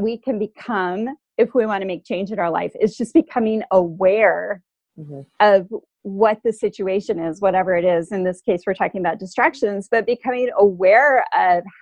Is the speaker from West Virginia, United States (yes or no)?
no; Southern Arizona, United States; I grew up in Southern Arizona